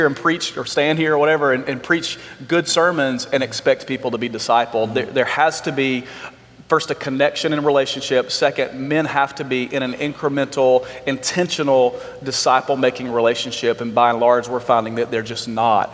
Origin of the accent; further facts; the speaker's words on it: Alabama, United States; I grew up in Alabama.